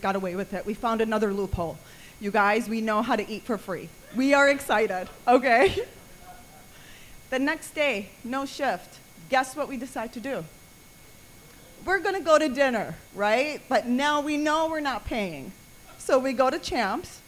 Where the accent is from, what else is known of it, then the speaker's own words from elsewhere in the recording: Minneapolis, Minnesota, United States; also born or lived in Damascus, Syria; I was born in Damascus, but I was raised in the United States. I grew up in Minneapolis, Minnesota